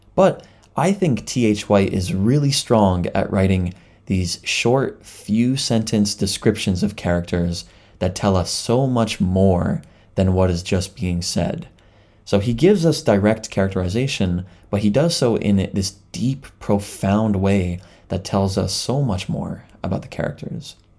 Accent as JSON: {"language": "English", "country": "Canada", "moved": "yes", "lives_now": "Japan", "said": "I am a Canadian living in Japan"}